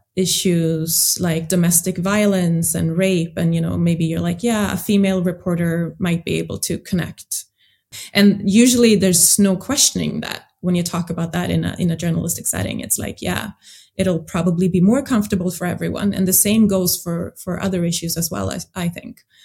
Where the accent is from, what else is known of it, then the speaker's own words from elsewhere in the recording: Sweden; I grew up in Sweden, but I do have a background in another African country